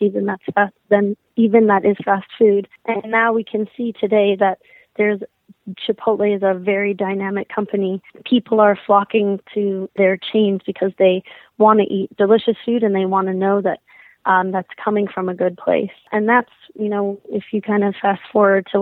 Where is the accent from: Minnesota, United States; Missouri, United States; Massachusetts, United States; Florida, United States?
Minnesota, United States; I grew up in Minnesota